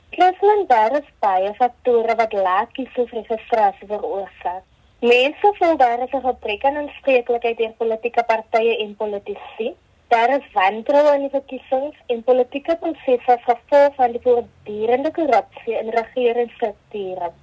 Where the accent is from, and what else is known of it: South Africa